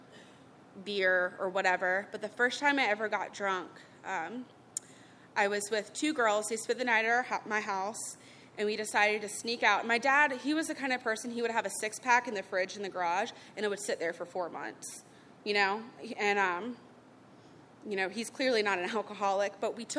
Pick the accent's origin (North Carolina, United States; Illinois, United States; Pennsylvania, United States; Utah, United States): North Carolina, United States; Charlotte; I grew up in Charlotte